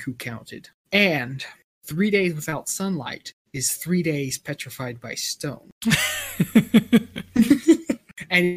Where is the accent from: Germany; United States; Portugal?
United States; Texas; I am a Texan, born and raised